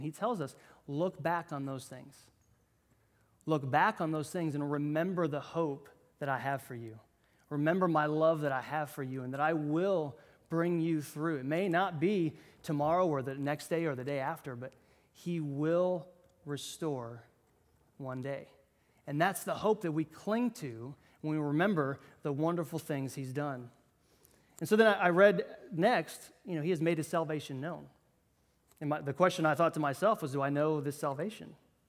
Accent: Iowa, United States; now in Bainbridge, United States; I'm originally from Iowa, if you knew, and that's where we moved from. And I wouldn't have found Bainbridge, Georgia

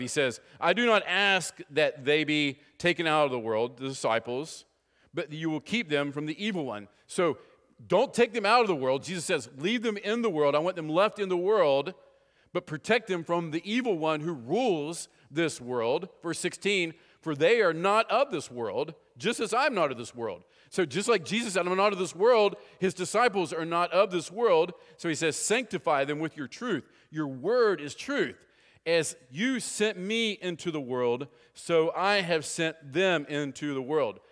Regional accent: West Virginia, United States; moved away; Anybody else born in West Virginia here besides me? No, I think I'm it, all right? So, anyway, uh, it's interesting growing up from West Virginia

